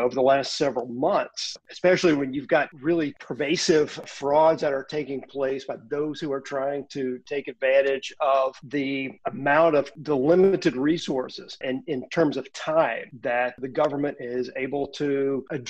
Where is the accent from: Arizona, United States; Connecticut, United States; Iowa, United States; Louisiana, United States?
Louisiana, United States; my home state of Louisiana